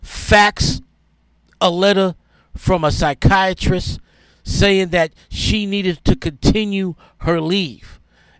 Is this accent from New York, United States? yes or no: yes; New York City, New York, United States; moved away as an adult; also born or lived in New Orleans; I'm a New Yorker. I'm from New York.